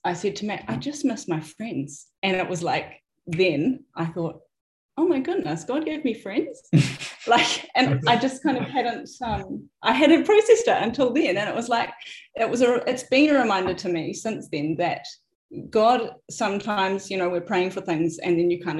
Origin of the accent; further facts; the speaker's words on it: Wellsford, Auckland, New Zealand; also born or lived in Nelson; I have grown up here pretty much I'm a local farmer's daughter. My parents moved here when I was about 8 or 9